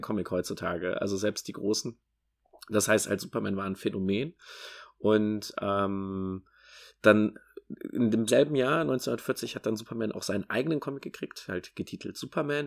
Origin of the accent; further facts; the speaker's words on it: Rhineland, Germany; für mich als Rheinländer